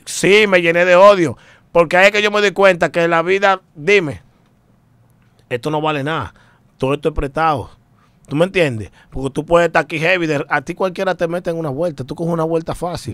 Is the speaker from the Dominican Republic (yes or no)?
yes; Dominican Republic; Yo soy dominicano puro y sin corte del kilo